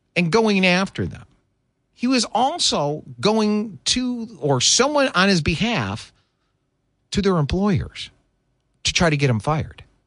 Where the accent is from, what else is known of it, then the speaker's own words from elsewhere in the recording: Michigan, United States; moved away; Growing up in the Michigan